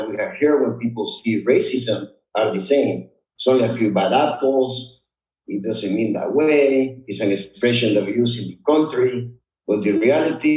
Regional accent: Honduras; English is a second language; also born or lived in Texas, United States; now in United States; I'm a proud Honduran.

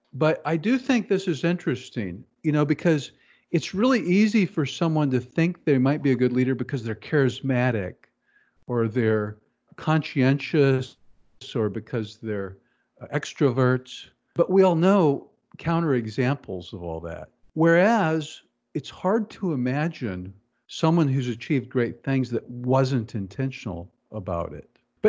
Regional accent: Kansas City, United States; growing up in Kansas City

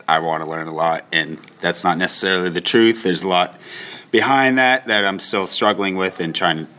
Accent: Biddeford, Maine, United States; Biddeford, Maine.

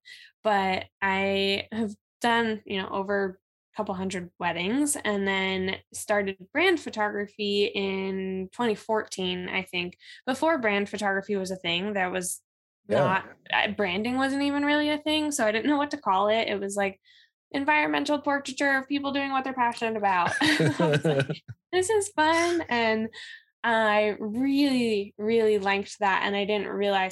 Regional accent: New Jersey, United States; I am from New Jersey

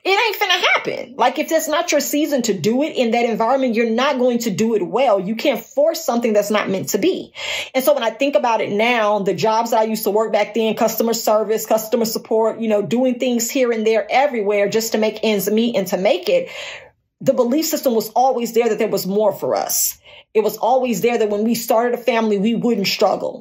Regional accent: Gary, Indiana, United States; moved away as an adult; also born or lived in Tupelo, Mississippi; now in Dallas, United States; I was born and raised in Gary.

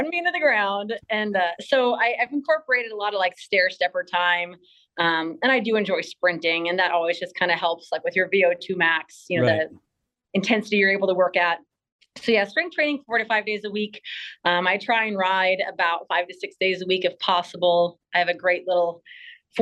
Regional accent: Wisconsin, United States; moved away as an adult; now in Colorado, United States; I was born and raised in Wisconsin, Midwest girl

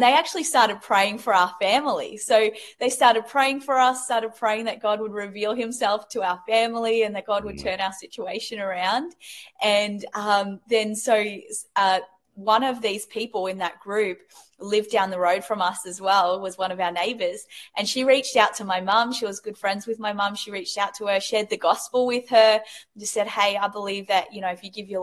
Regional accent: New Zealand; moved away as an adult; also born or lived in England; now in Australia; I was born in England and raised in New Zealand. And then I've lived in Australia for the last, 20 years, I think, 25 years, something like

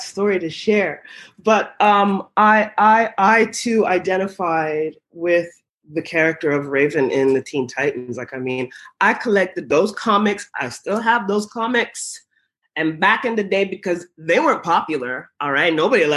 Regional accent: Ottawa, Ontario, Canada; I grew up in Ottawa, Ontario, Canada

